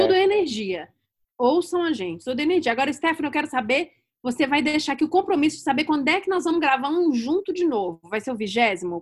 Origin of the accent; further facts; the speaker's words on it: Pernambuco, Brazil; Dicas lá do meu país, Pernambuco